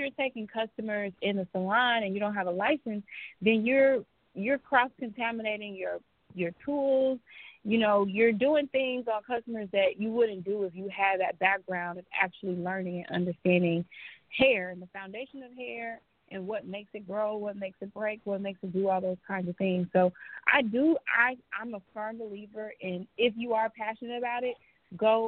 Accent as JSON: {"language": "English", "town": "Chicago", "region": "Illinois", "country": "United States", "tie": "born or raised there", "moved": "as an adult", "lives_now": "Los Angeles, United States", "said": "But I'm from Chicago originally, born and raised, and I decided to move to L.A. after about 4 years being in the hair industry"}